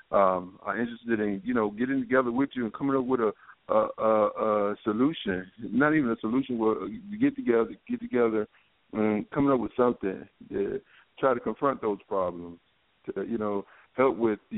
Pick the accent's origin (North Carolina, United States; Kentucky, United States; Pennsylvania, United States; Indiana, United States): North Carolina, United States; now in Washington, D.C., United States; I'm from um, I'm from North Carolina. I live in um, the D.C. area.